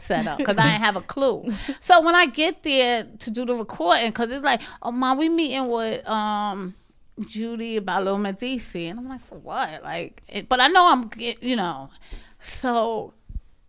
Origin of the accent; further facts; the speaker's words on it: New York City, New York, United States; I'm from Marcy, son